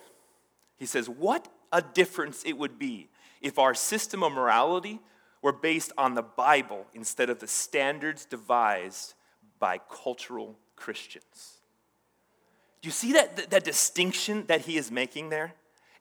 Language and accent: English; Hawaii, United States; I grew up in Hawaii, and there's this Hawaiian kind of Asian islander culture that I grew up